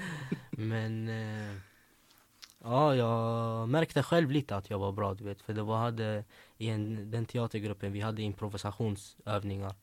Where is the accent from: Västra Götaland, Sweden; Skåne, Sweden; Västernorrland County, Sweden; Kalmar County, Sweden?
Västra Götaland, Sweden; Gothenburg; also born or lived in Växjö; Jag är uppväxt i Angered, där Hammarkullen.